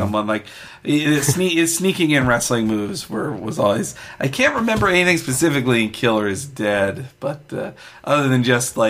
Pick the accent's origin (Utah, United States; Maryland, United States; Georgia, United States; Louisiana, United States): Georgia, United States; Marietta; I grew up in Marietta, Georgia